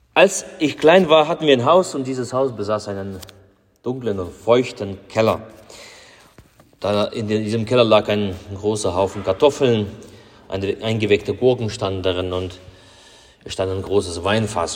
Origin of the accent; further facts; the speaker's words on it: Russia; bei uns in Russland